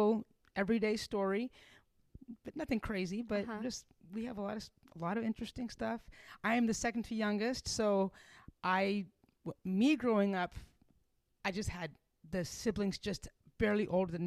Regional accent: upstate New York, United States; now in Kentucky, United States; I was born and raised in upstate New York

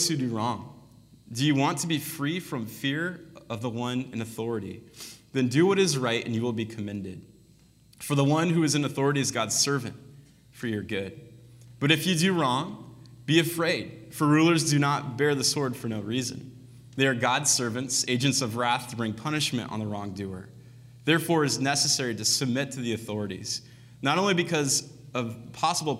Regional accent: United States; we grew up in America

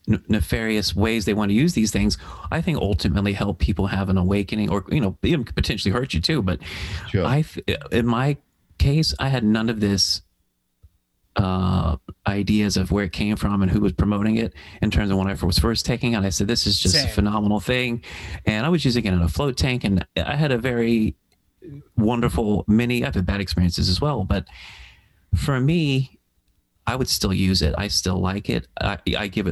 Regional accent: Melbourne, Florida, United States; my hometown, Melbourne, Florida

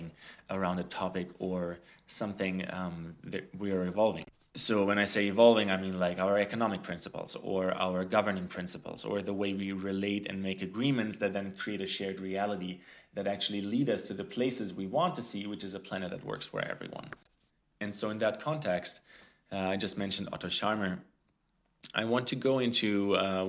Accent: Frankfurt, Hesse, Germany; moved away; Germany, actually, where I grew up, close to where I grew up in Frankfurt

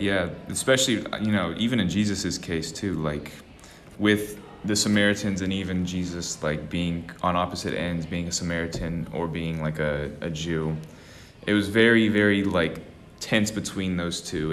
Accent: Austin, Texas, United States; I always grew up in a small little part of Austin, Texas

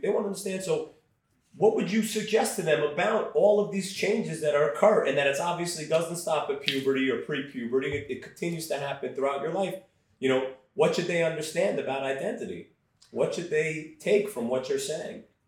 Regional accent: New York, United States; accent: Brooklyn; Growing up in Brooklyn during the, I, grew up, I was born in 78

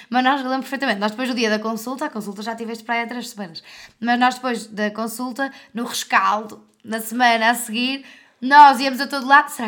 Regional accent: Porto, Norte, Portugal; Mas eu sou do Porto.

